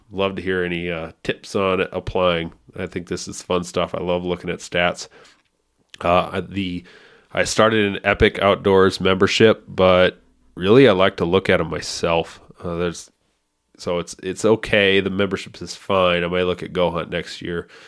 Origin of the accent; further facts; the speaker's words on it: South Dakota, United States; South Dakota is, or my home state, is about 80